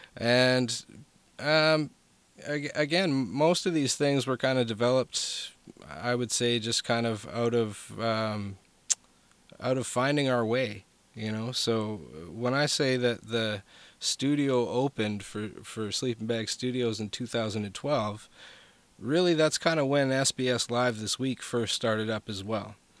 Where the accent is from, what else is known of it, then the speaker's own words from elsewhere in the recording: Vancouver, British Columbia, Canada; moved away; that's where I was from was from Vancouver, BC